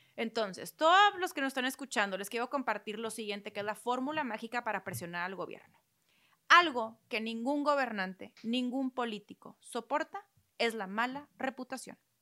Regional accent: Mexico; Siempre como sociedad mexicana hemos estado de, o sea, la mayoría ha estado de una u otra forma muy apegado a las causas religiosas

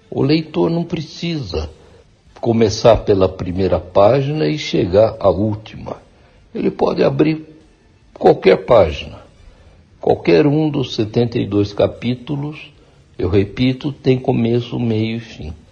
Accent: Mogi das Cruzes, São Paulo, Brazil; Eu, por acaso, nasci em São Paulo e fui criado em Mogi, aqui vivi até o meu casamento, com 24 anos, em 1971. Então me mudei para São Paulo e lá eu criei os três filhos.

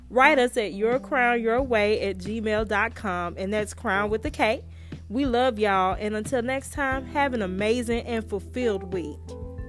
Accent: Tuskegee, Alabama, United States; Growing up in Tuskegee

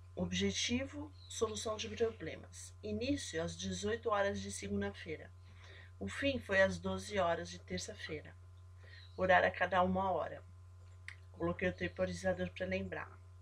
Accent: São Paulo, Brazil; eu sou de São Paulo, aqui no Brasil

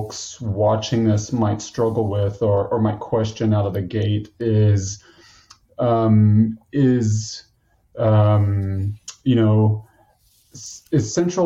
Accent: United States; I'm an American

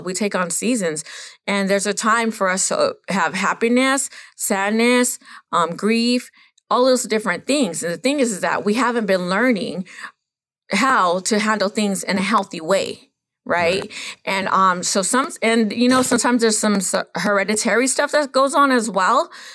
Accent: Los Coyotes Reservation, California, United States; I am from Los Coyotes Reservation up there in the mountain back there

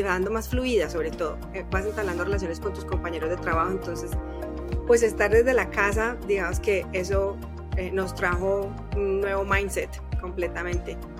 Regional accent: Colombia; moved away as an adult; now in Mexico City, Mexico; soy colombiana de nacimiento y mexicana de corazón. Llevo 14 años en, en México.

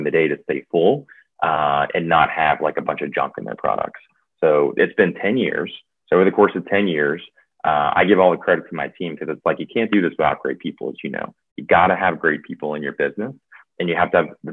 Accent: Louisiana, United States; also born or lived in New Orleans, Louisiana; I'm from Louisiana and was in New Orleans for about 10 years

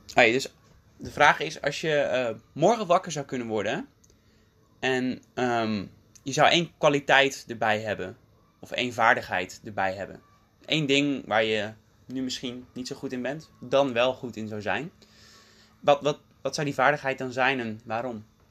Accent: Dordrecht, South Holland, Netherlands; moved away as an adult; also born or lived in The Hague / South Korea; now in Utrecht, Netherlands; het grootste deel van mijn jeugd woonde mijn vader in Rotterdam en mijn moeder in Dordrecht. En ik woonde ook bij mijn moeder.

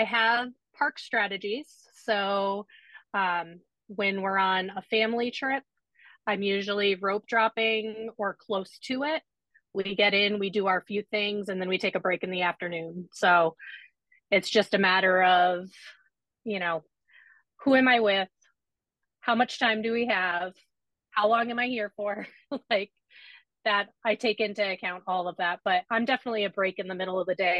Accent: Massachusetts, United States; moved away as an adult; also born or lived in Florida; I am from Massachusetts. So I didn't grow up going to Disney. I didn't go until I was in my mid-20s when I moved to Florida.

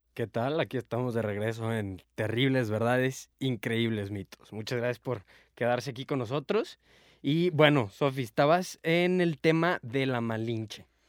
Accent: Mexico; Nosotros mexicanos

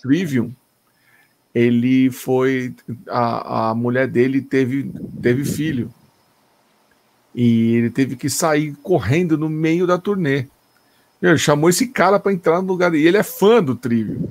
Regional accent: Brazil; sou do Brasil

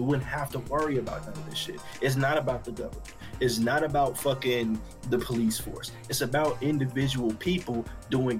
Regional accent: Arkansas, United States; now in Texas, United States; I was in Arkansas. I grew up in Arkansas

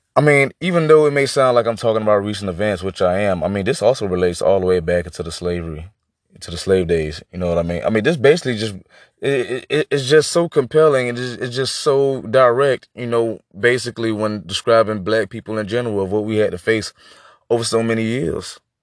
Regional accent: United States; I'm just so, like, disgusted with being American right now

